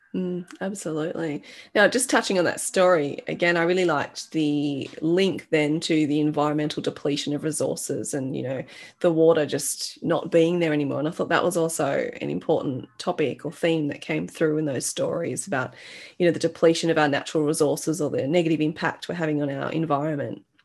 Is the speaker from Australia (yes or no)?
yes; Australia; growing up in Australia